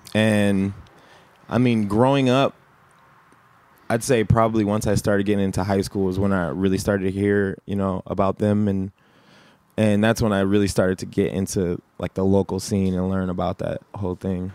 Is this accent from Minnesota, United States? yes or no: yes; Minneapolis, Minnesota, United States; also born or lived in Atlanta, Georgia; I was born originally in the Twin Cities, and then when I was two years old, I moved to Atlanta, Georgia